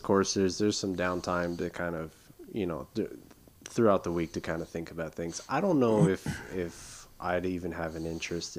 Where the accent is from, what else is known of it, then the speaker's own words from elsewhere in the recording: California, United States; we grew up in California